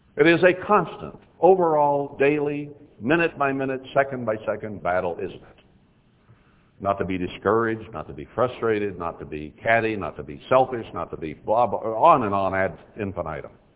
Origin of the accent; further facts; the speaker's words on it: Texas, United States; I was born in Texas.